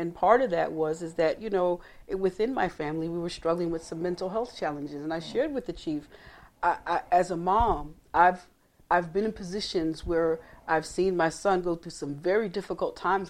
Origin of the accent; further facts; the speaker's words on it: the North, United States; moved away as an adult; now in Gwinnett County, Georgia, United States; I've lived here 20 years. Mm-hmm. I come from the North.